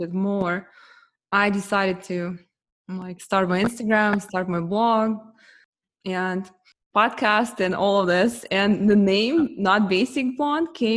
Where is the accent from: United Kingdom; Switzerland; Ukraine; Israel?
Ukraine; now in United States; when we came to US, I'm originally from Ukraine. Yeah, I'm Russian, but I was from Ukraine